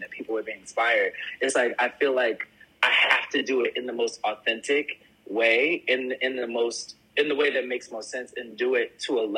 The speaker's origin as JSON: {"language": "English", "town": "Willingboro", "region": "New Jersey", "country": "United States", "tie": "born or raised there", "said": "growing up in Willingboro"}